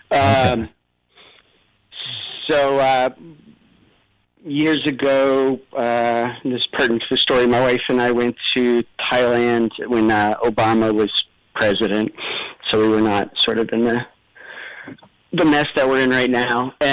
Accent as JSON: {"language": "English", "country": "United States", "said": "And I said, Listen, you dummy, I'm American."}